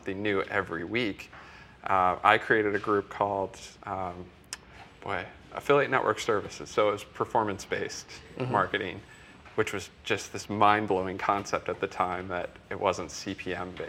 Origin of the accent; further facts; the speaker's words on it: middle of Iowa, United States; I'm from Iowa, so in the middle of Iowa